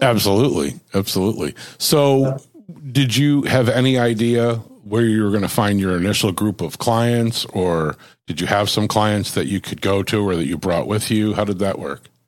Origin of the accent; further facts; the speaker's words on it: Buffalo, New York, United States; moved away; I grew up in Buffalo.